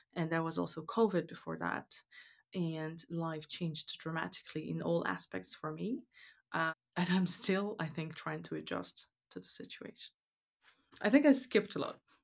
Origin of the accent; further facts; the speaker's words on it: Moscow, Russia; now in Canada; I was born and raised in Moscow